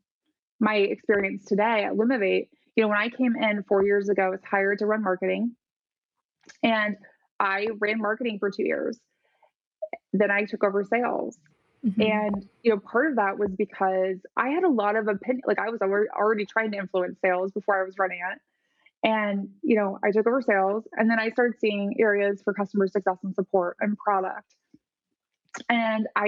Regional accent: Midwest, United States; I grew up in the Midwest

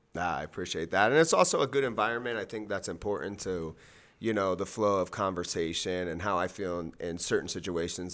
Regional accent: Miami, Florida, United States; I am from Miami, Florida, three oh five till I die, born and raised.

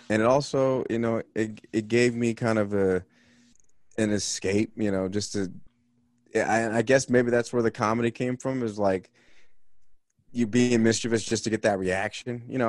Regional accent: Los Angeles, California, United States; moved away as an adult; also born or lived in Salt Lake City; now in Boston, United States; I grew up in Los Angeles in the eighties and nineties

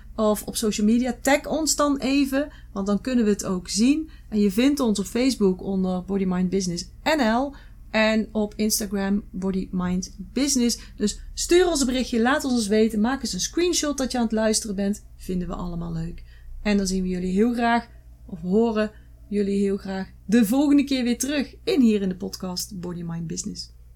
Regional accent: Netherlands; wij zijn als Nederlanders

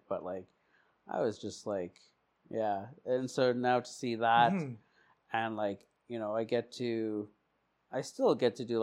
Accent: Portland, Oregon, United States; Okay, I was born in Portland.

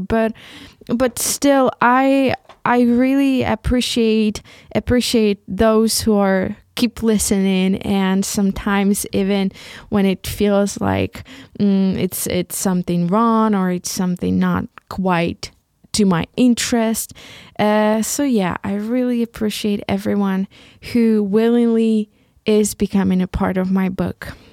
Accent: Ukraine; first language Ukrainian; English is a second language; moved away as an adult; now in Leipzig, Germany; this beautiful country that I come from, about this country that is my mother, my, my mother, motherland, and about this beautiful language, Ukrainian, which is my mother tongue.

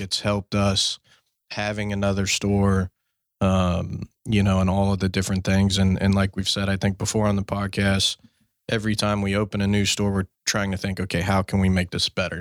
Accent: Fort Worth, Texas, United States; my hometown, Fort Worth.

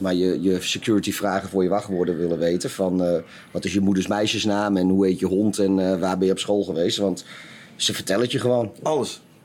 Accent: Netherlands

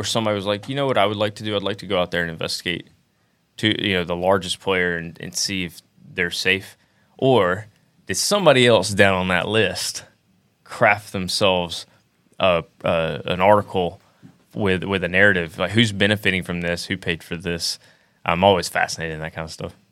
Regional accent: Alabama, United States; I'm from Alabama

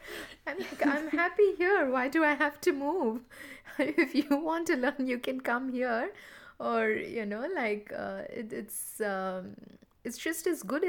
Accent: India; now in Sydney, Australia; When I moved from India to Australia, I moved to southwest Sydney, and that was due to a personal, you know, circumstance at the time.

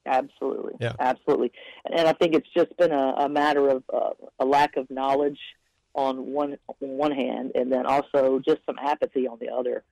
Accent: York County, Upstate South Carolina, United States; moved away; I'm from South Carolina originally, but I'm from Upper State, of uh, York County area

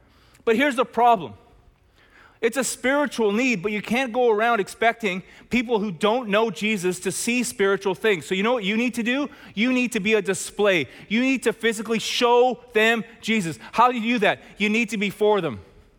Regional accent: Chilliwack, British Columbia, Canada; I grew up in Chilliwack with 6 siblings as the middle child with 2 parents.

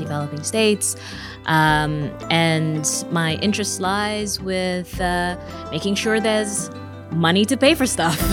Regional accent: Seychelles; I'm from the Seychelles

